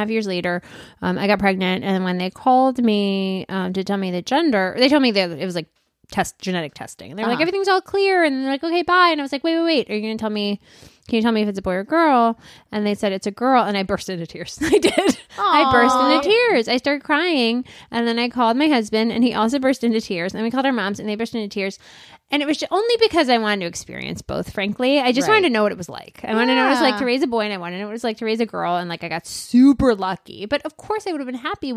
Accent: India; moved away; I'm from India

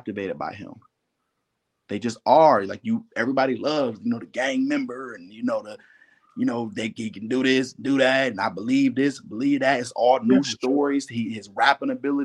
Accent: Ohio, United States; I'm from Ohio

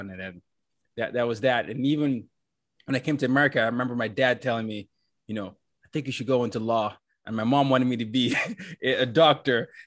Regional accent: Nigeria; So, because I'm Nigerian, we obviously had a lot of British influence, and so my dad was a diplomat. We moved around a lot, and I remember I did my high school in Nigeria

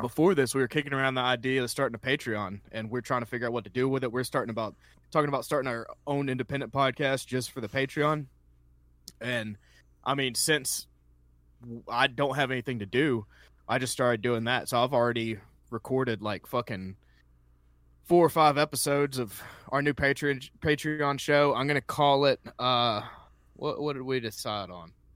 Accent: Columbus, Georgia, United States; I'm originally from Columbus, Georgia

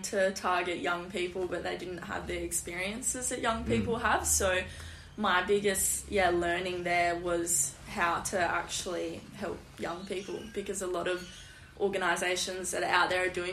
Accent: Geraldton, Western Australia, Australia; now in Perth, Australia; I'm from Geraldton and study at UWA

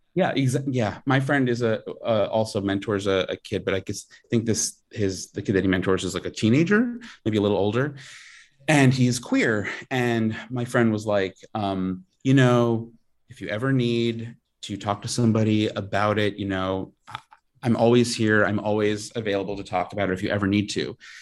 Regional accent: Long Island, New York, United States; I'm from Long Island

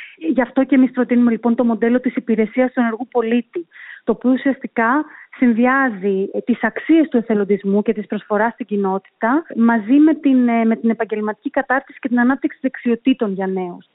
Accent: Greece; moved away as an adult; also born or lived in London, United Kingdom / Brussels, Belgium / Athens, Greece; now in United Arab Emirates; Εγώ είμαι προϊόν της γενιάς του Brain Drain στην Ελλάδα

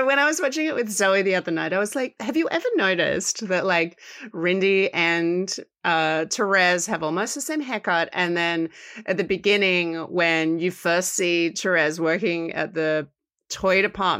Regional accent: Australia; Because I'm Australian

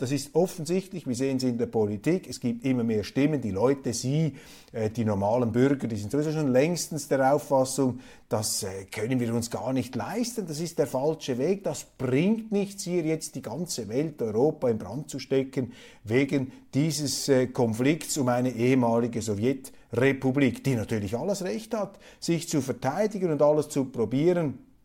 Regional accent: Switzerland; Für mich als Schweizer, als Kleinstaatler

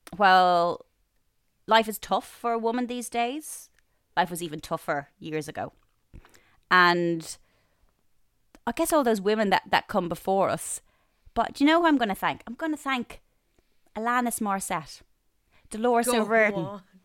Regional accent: Bray, Leinster, Ireland; I grew up in Bray and there was two clothes shops in Bray.

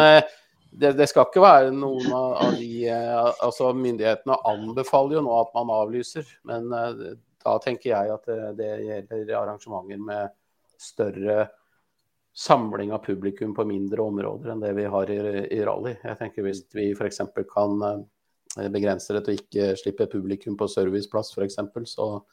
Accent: Askim, Østfold, Norway; also born or lived in Sarpsborg; Jeg er jo fra Askim

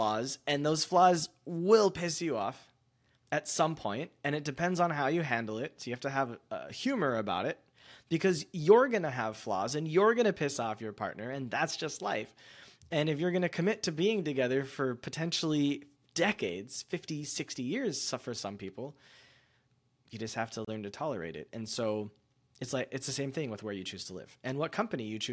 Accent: United States; when I'm in America, I'm American

